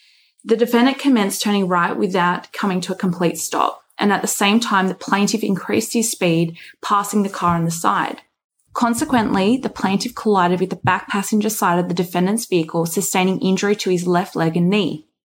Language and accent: English; Nowra, New South Wales, Australia; also born or lived in Wollongong; born and bred in Nowra on the south coast of New South Wales, I then moved to Wollongong for university.